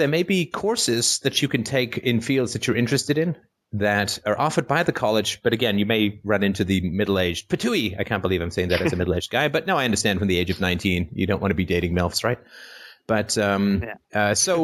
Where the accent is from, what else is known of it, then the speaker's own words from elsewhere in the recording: Canada; I'm from Canada